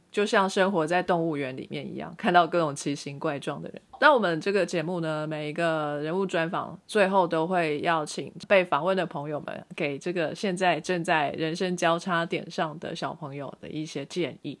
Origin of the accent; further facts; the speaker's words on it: Taiwan; moved away as an adult; now in United States; 我就是台湾的国民